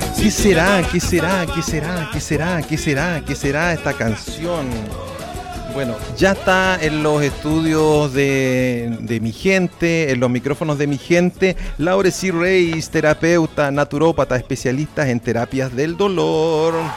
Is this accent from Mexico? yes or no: no; Chile; Somos fome los chilenos